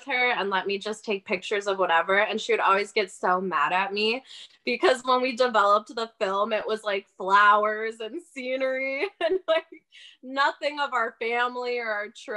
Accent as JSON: {"language": "English", "town": "Milwaukee", "region": "Wisconsin", "country": "United States", "tie": "born or raised there", "moved": "yes", "said": "I actually grew up between West Dallas and the North Side, like off of Good Hope."}